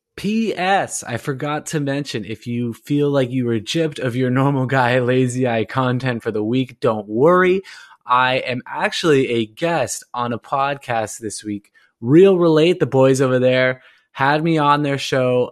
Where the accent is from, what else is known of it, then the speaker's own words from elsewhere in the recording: Orange County, California, United States; I'm originally from Orange County